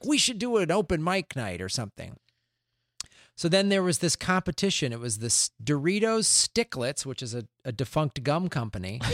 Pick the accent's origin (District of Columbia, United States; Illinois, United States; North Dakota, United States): Illinois, United States; Chicago; moved away as an adult; also born or lived in Tucson, Arizona; now in Santa Monica, United States; I grew up in Chicago